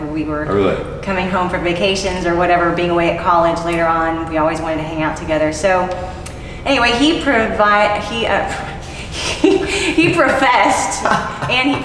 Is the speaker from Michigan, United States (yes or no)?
no; Houston, Texas, United States; I grew up in Houston